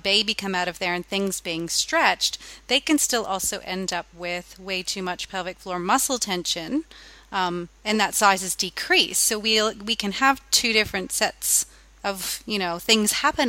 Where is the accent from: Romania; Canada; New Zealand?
Canada; now in Australia; I am Canadian at heart, even though I am now an Australian